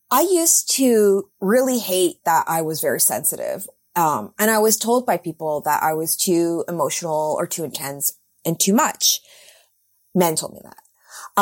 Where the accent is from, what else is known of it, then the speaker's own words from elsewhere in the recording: Vancouver, British Columbia, Canada; moved away as an adult; also born or lived in New York; I moved back to my hometown of Vancouver